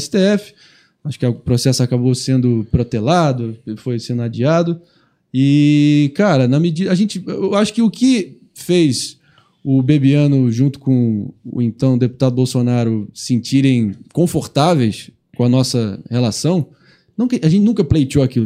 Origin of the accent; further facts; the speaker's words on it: Rio de Janeiro, Brazil; eu sou do Rio, sou carioca